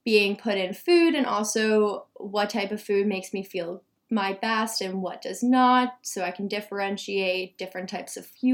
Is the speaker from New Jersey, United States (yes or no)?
yes; Ridgewood, New Jersey, United States; moved away; I'm from New Jersey in a town called Ridgewood